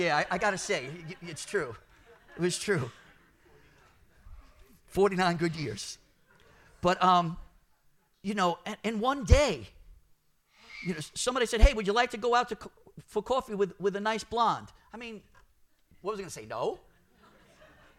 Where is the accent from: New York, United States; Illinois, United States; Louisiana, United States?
New York, United States; New York City; I'm Brooklyn, born and bred